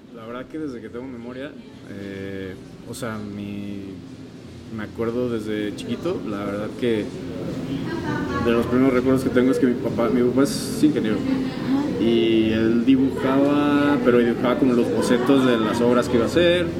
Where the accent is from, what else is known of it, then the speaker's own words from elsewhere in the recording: Mexico; somos mexicanos, vivimos aquí